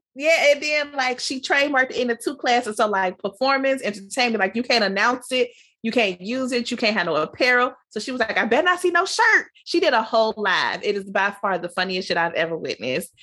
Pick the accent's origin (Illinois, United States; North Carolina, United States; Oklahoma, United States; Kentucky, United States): Illinois, United States; Chicago; growing up in Chicago